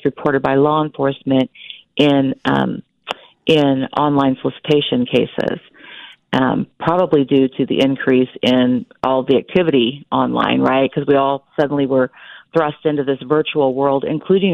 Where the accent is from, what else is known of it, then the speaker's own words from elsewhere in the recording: Wichita, Kansas, United States; I'm from Wichita, Kansas